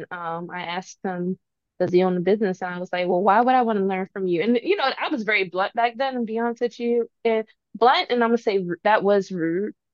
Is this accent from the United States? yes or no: yes; Salisbury, Maryland, United States; born there; also born or lived in Georgia, United States / Baltimore, United States; I used to live in Georgia. Um, I used to live in Baltimore. I was born in Salisbury.